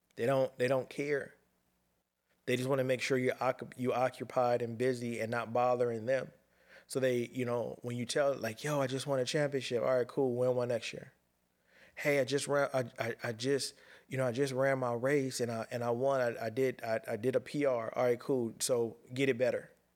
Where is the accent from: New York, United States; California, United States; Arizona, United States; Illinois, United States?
California, United States; Pasadena; I'm a kid from Pasadena, California, ghetto kid